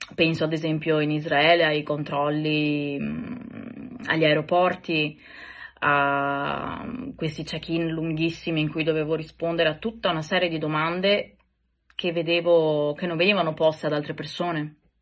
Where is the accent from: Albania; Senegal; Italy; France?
Italy; moved away; also born or lived in Greece; nel mio paese, quindi in Italia